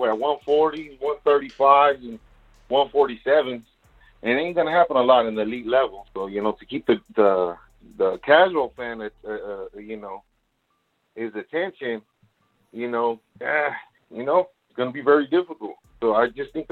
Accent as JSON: {"language": "English", "town": "Delano", "region": "California", "country": "United States", "said": "I'm from Delano."}